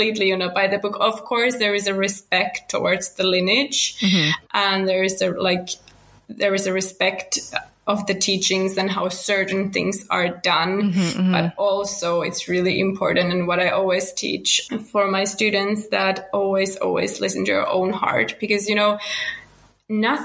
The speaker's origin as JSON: {"language": "English", "country": "Finland", "second_language": "English", "moved": "yes", "lives_now": "Spain", "said": "I'm from Finland originally, now living in Spain with my family."}